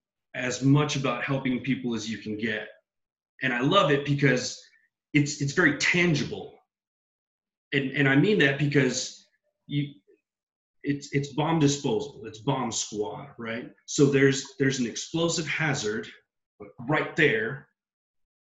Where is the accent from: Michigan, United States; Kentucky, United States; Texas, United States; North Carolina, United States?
Texas, United States; San Benito; I'm born and raised in South Texas, a little town called San Benito down in the Rio Grande Valley